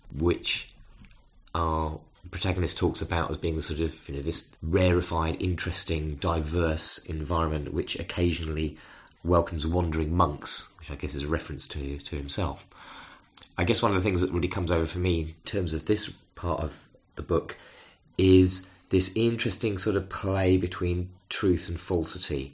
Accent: United Kingdom; as a British person

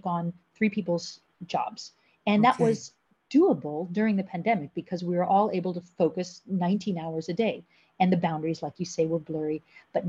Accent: United States; moved away as an adult; now in The Hague, Netherlands; I'm originally from the United States and I've been living in Europe about half my life. I came over here in my early 20s

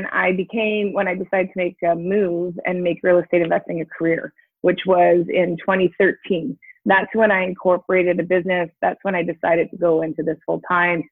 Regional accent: East Coast, Canada; moved away; I'm from the East Coast originally.

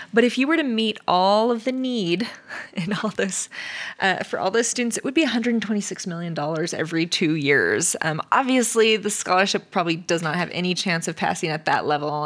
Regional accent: California, United States; now in Nevada, United States; we grew up in California

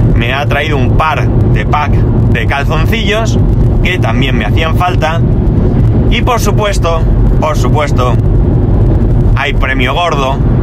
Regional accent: Spain; also born or lived in near El Campello, Alicante; aquí somos de tradición de Reyes Magos

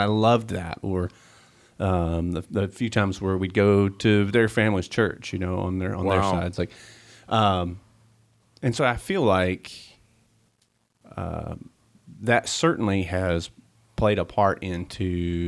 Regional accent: Tennessee, United States; So I grew up in East Tennessee, and I mean it's East Tennessee.

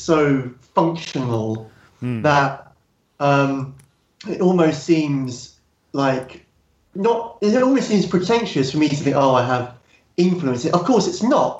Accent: Bognor Regis, South East England, United Kingdom; I grew up in Bognor Regis, and I had a paper round, got £6 a week

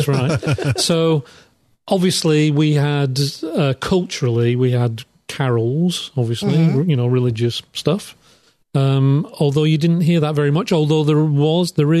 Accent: England, United Kingdom; as English people

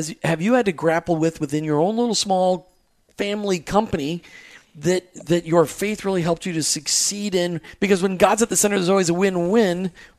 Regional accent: Upper Midwest, United States; I grew up in the Upper Midwest, a lot of family farms.

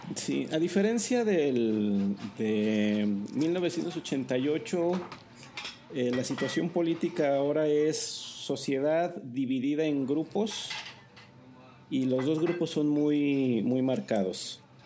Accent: Zacatecas, Mexico; yo nací en Zacatecas

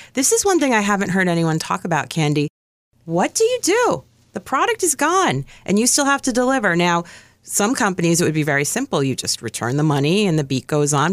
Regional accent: New York, United States; I'm from New York.

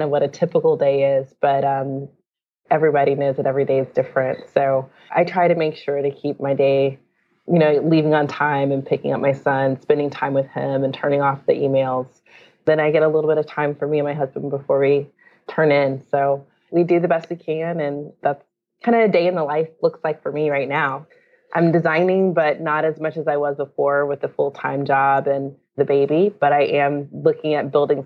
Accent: Durham, North Carolina, United States; I grew up in North Carolina, Durham

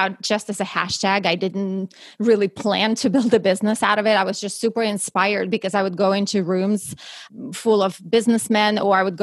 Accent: Russia; English is a second language; moved away as an adult; now in United States; I actually was born and raised in Russia and moved to the US right before I turned 21.

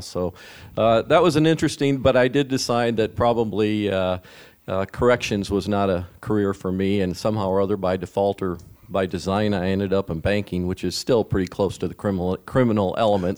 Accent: Mason City, Iowa, United States; now in Sioux City, United States; I grew up Mason City, Iowa, in my dad's family grocery store

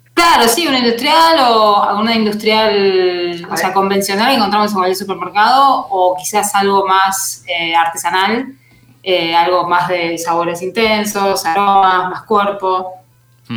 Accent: Mar del Plata, Buenos Aires Province, Argentina; Mar del Plata, que es en la costa de, Argentina, en la ciudad de donde soy

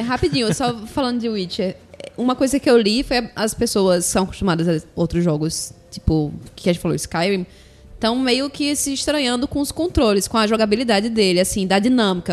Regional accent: Paraíba, Brazil; E somos aqui da Paraíba

